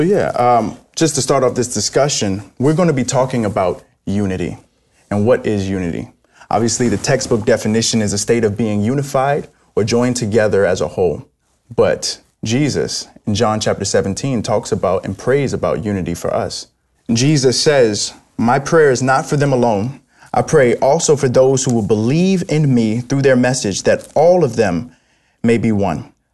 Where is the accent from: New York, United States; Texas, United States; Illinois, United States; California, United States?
New York, United States; New York City; moved away; I'm originally from New York City